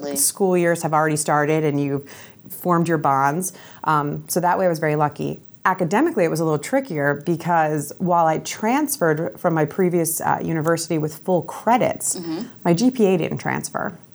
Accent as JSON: {"language": "English", "area": "Camden County", "region": "New Jersey", "country": "United States", "tie": "born or raised there", "also_born_or_lived": "Miami", "said": "I am born and raised in Camden County."}